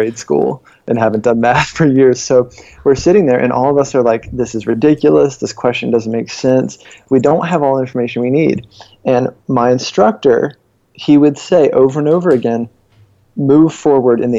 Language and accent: English; Virginia, United States; moved away; also born or lived in San Francisco / Charlotte, North Carolina; I grew up in Virginia